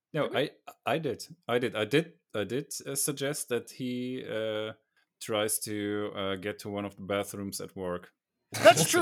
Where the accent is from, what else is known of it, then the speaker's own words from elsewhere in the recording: Germany; I'm from Germany